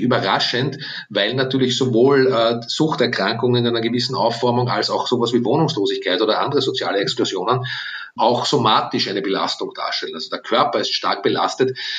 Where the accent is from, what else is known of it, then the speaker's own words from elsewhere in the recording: Austria; was ich uns allen als Österreicher und Österreicherinnen wünsche